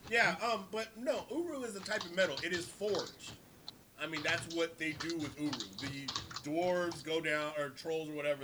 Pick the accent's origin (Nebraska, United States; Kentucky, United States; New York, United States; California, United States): California, United States; The only way people know I'm from Cali is I say hella.